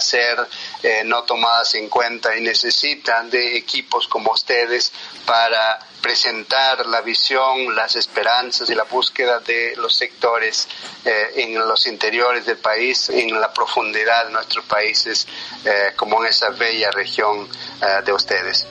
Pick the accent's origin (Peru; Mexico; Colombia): Peru; first language Quechua; Spanish is a second language; moved away; soy, como vos has dicho bien, eh, del, eh, del, interior del, del, Perú. Soy quechua originalmente, mi primer idioma es quechua